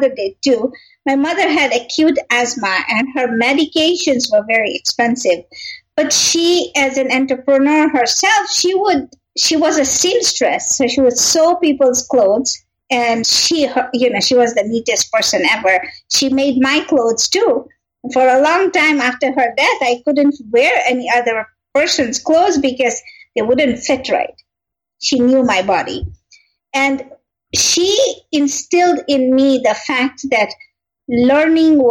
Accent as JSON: {"language": "English", "country": "Kenya", "tie": "born or raised there", "also_born_or_lived": "Tanzania", "moved": "as an adult", "said": "I am originally born and raised in Kenya"}